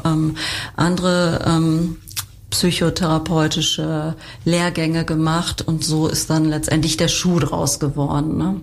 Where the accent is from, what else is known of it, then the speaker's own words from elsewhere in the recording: Germany; bei uns in Deutschland